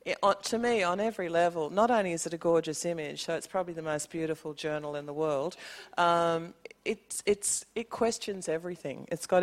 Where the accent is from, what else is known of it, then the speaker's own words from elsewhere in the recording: Sydney, New South Wales, Australia; also born or lived in Snowy Mountains; I'm an Aboriginal person from the Snowy Mountains, but I grew up in Sydney. My mob are Ngarrigu, my clan is Ngamich.